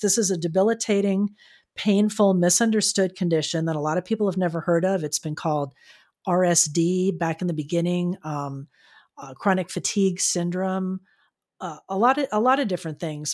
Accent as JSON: {"language": "English", "region": "Florida", "country": "United States", "tie": "born or raised there", "moved": "yes", "lives_now": "San Diego, United States", "said": "growing up in Florida, I never really saw them, and then when I moved here to California"}